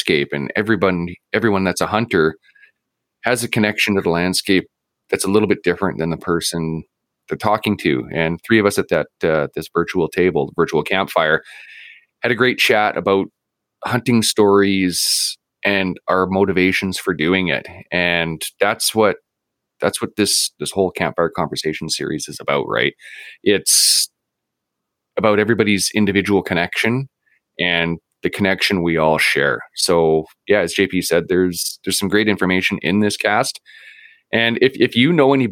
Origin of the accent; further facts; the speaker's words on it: Vancouver, British Columbia, Canada; now in Prince George, Canada; I grew up in East Vancouver, like right at about 49th and Boundary